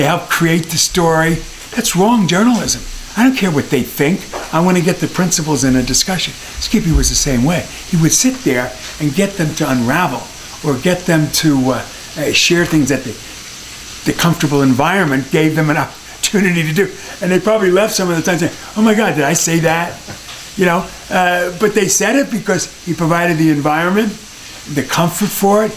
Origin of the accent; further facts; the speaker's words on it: Englewood, New Jersey, United States; moved away as an adult; I'm from Englewood, New Jersey. I'm a Jersey boy.